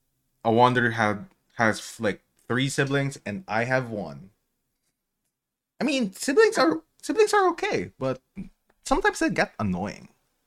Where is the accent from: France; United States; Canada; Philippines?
Philippines; English is a second language; moved away; You know, I'm Filipino. I'm immigrated from the Philippines.